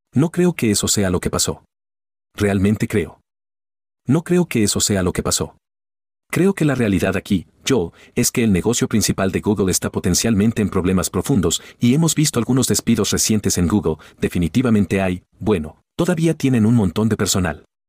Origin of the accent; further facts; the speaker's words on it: Calgary, Alberta, Canada; aquí en Calgary, en mi ciudad natal